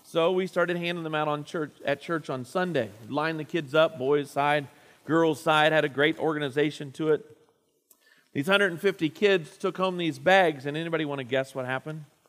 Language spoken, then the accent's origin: English; Indiana, United States; moved away; Up in my hometown area